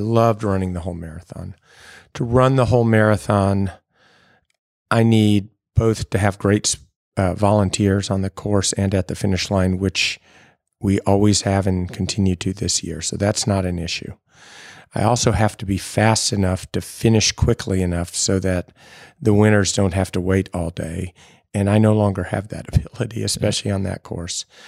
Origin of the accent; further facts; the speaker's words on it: Louisville, Kentucky, United States; moved away as an adult; also born or lived in Baltimore, Maryland / Evanston, Illinois; now in Nashville, United States; I grew up in Louisville, was there until I went to college